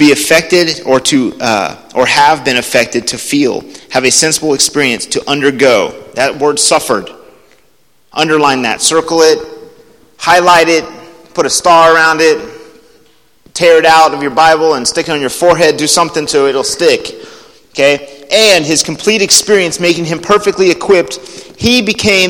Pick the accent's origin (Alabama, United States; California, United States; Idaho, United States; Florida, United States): Alabama, United States; they all know we're from Alabama